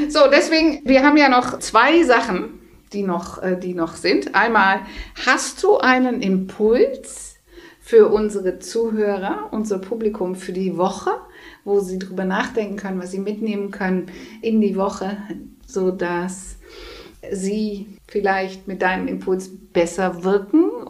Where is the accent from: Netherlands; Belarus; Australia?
Netherlands; bin eine Holländerin.